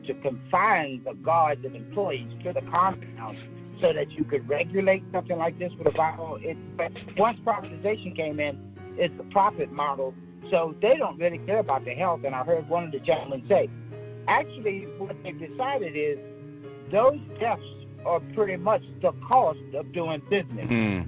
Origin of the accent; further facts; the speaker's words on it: Yorktown, Virginia, United States; I'm from Yorktown, Virginia.